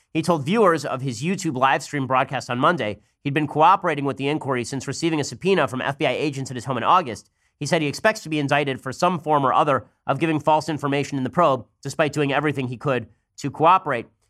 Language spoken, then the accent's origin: English; California, United States; I'm from California